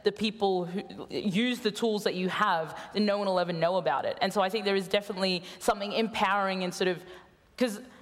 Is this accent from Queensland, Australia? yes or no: yes; Queensland, Australia; my home state of Queensland